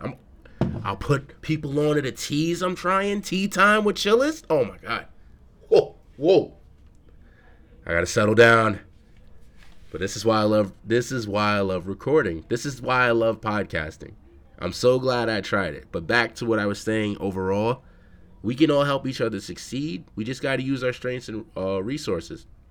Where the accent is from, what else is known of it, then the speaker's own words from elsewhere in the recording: New York City, New York, United States; I'm from the Bronx